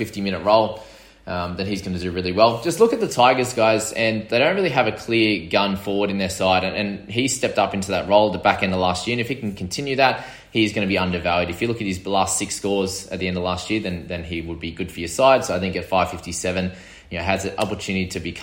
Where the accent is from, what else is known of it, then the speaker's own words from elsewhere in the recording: Sydney, New South Wales, Australia; I'm from New South Wales in Sydney